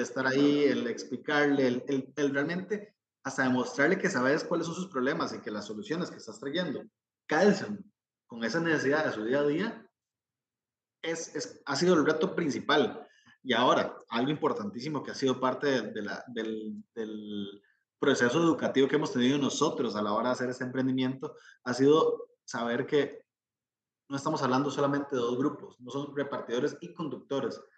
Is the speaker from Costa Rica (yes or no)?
yes; Costa Rica; como costarricense, como centroamericano